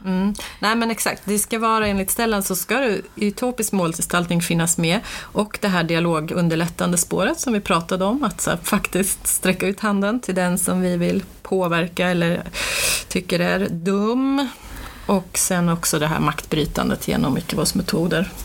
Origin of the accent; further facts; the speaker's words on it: Umeå, Västerbotten County, Sweden; jag kommer från Umeå och kvinnorörelsen var väldigt stark när jag växte upp